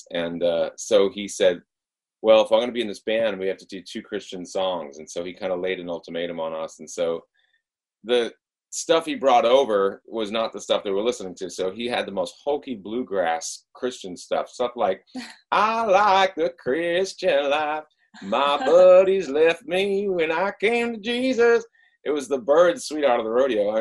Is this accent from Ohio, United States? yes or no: no; Rhode Island, United States; moved away; I was brought up, I'm from Rhode Island originally, which is one of the first of the states.